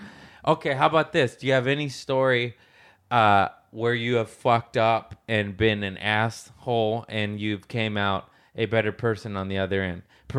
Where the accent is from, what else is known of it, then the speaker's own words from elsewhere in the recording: Michigan, United States; I'm from Michigan. Yeah. I had five older sisters, and I'm a weirdo.